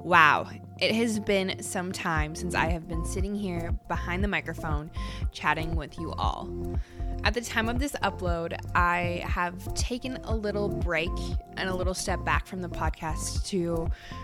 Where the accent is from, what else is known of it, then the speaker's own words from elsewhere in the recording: Calgary, Alberta, Canada; here in my hometown of Calgary, Alberta, Canada